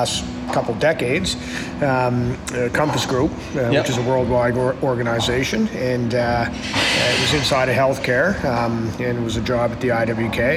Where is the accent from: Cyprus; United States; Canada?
Canada; Halifax, Nova Scotia; I grew up in Halifax, Nova Scotia